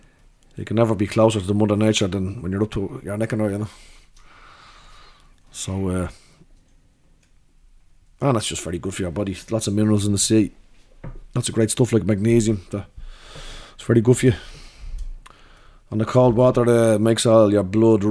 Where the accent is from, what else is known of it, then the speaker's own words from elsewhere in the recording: Dublin, Leinster, Ireland; I grew up swimming in Howth because we're on the dart line there